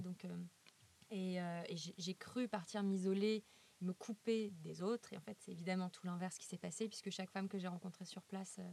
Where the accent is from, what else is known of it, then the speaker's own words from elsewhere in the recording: Lyon, Auvergne-Rhône-Alpes, France; Je suis lyonnaise